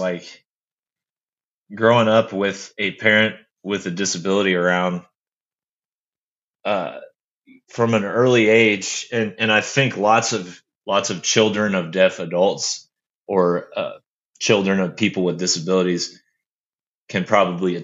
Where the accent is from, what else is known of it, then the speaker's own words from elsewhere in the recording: Bartlesville, Oklahoma, United States; moved away as an adult; also born or lived in Florida / Arkansas; we moved to Bartlesville, and that's the small conservative town that I grew up in that you were speaking of earlier. I was there from third grade all the way through high school